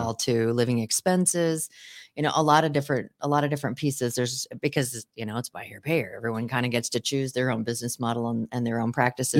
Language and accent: English; Seattle, Washington, United States; 'cause I grew up in the Seattle area